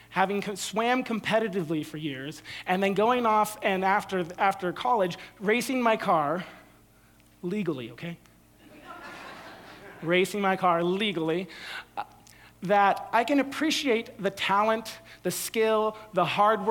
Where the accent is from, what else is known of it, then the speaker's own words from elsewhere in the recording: San Jose, California, United States; I grew up in San Jose. We had the San Jose Sharks